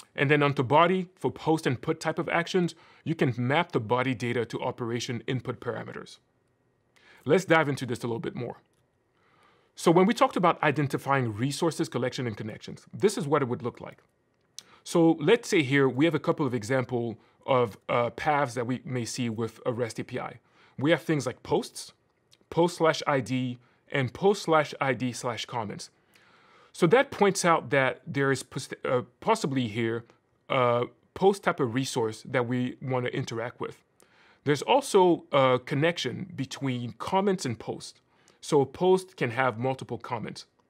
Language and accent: English; Cameroon; moved away; I'm originally from Cameroon